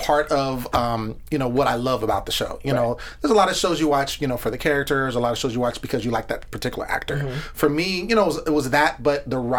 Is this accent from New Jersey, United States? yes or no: no; Northern California, United States; now in Los Angeles, United States; I'm from Northern California.